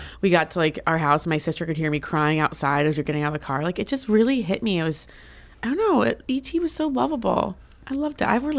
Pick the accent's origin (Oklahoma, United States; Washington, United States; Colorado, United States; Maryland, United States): Maryland, United States; I'm from Maryland